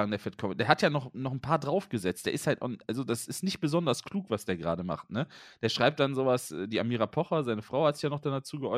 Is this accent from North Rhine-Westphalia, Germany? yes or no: yes; Waldfeucht, North Rhine-Westphalia, Germany; Ich komme aus Waldfeucht.